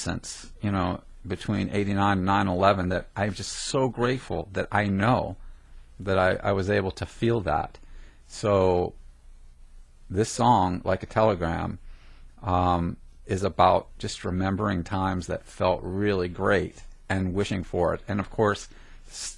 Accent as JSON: {"language": "English", "region": "New Jersey", "country": "United States", "tie": "born or raised there", "said": "I grew up in Jersey"}